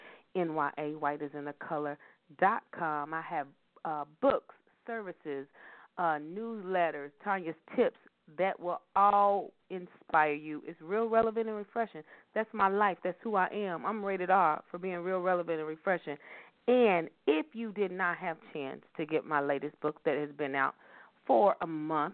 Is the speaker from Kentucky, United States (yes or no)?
yes; Louisville, Kentucky, United States; they're all from my hometown, y'all, Louisville, Kentucky